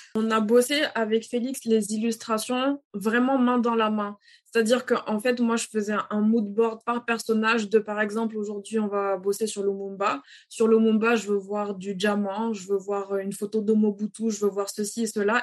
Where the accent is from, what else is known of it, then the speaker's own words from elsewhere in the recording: Dakar, Senegal; moved away as an adult; also born or lived in Cape Verde / Benin; now in France; Je suis née, j'ai grandi à, à Dakar jusqu'à l'âge de mes 18 ans.